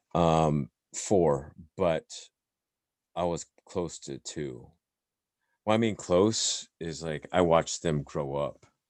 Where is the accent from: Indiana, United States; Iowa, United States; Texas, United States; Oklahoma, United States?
Indiana, United States; moved away; growing up in Indiana, you know, my sister and I basically the only Asians there, right, growing up in that town